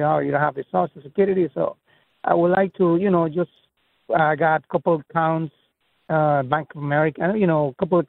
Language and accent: English; Canada; moved away as an adult; now in Florida, United States; we are Canadians, you know, family of four, my wife and two boys.